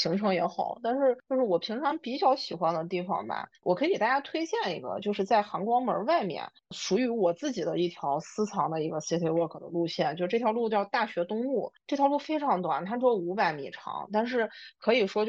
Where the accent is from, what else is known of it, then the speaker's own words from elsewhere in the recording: Northwest China, China; 西安是一个很热情好客的一个城市，而且我们西北人大多性格都比较开朗